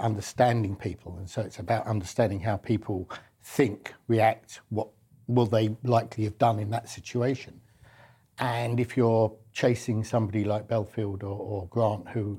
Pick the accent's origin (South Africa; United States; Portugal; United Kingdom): United Kingdom; London; I'm a Londoner